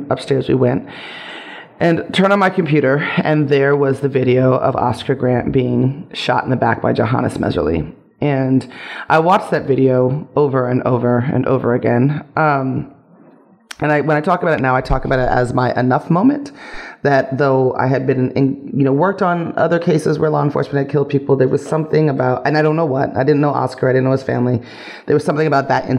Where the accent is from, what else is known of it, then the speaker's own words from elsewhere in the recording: Las Vegas, Nevada, United States; moved away as an adult; also born or lived in Los Angeles; I was born and raised in Las Vegas, Nevada